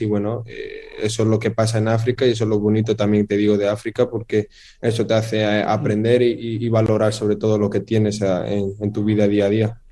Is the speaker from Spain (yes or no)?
yes; Spain; me siento marroquí, aunque también un poco español porque he nacido ahí y, me he criado y, he nacido ahí